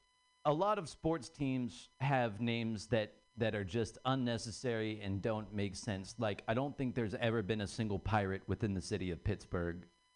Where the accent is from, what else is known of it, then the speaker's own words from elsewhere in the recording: Ireland; I'm Irish.